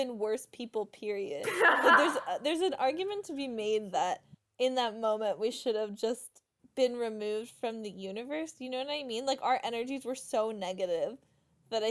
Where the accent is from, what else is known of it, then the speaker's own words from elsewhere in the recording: Suffern, New York, United States; I am currently located in Suffern, New York, my hometown